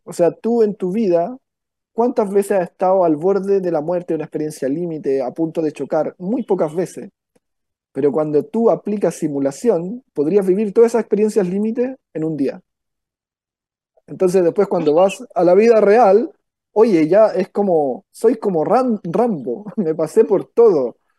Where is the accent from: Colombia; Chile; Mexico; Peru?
Chile; Victoria, Araucanía; moved away as an adult; now in Valparaíso Region, Chile; Yo soy del sur, de Victoria, novena región, ahí es donde nací. Me vine por cosas por intereses, digamos, eh, universitarios